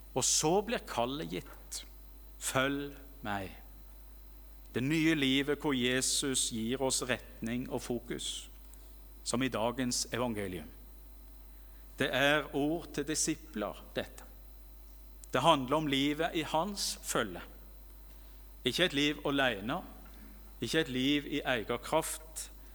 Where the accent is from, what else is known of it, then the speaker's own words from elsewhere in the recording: Rogaland, Norway; hjemme i Rogaland